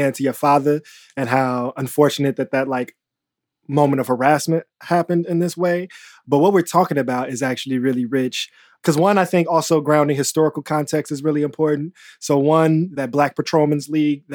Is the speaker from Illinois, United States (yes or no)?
yes; Chicago, Illinois, United States; as a Chicagoan